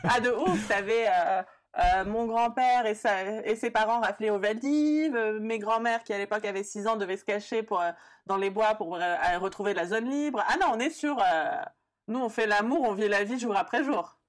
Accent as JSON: {"language": "French", "country": "France", "tie": "born or raised there", "also_born_or_lived": "Brussels", "said": "né et grandi en France"}